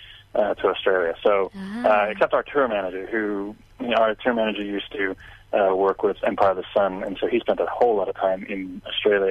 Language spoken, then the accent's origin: English; South Africa; now in Phoenix, United States; although we're originally from South Africa, we spent the last 20 years in Phoenix, Arizona